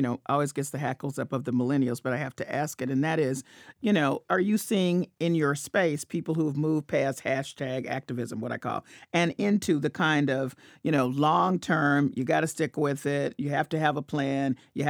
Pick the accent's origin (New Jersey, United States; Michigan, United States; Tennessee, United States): Tennessee, United States; Memphis; I'm from Memphis.